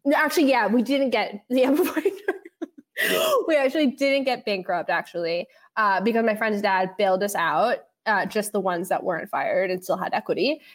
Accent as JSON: {"language": "English", "town": "New York City", "region": "New York", "country": "United States", "tie": "born or raised there", "said": "I grew up in the West Village with my dad"}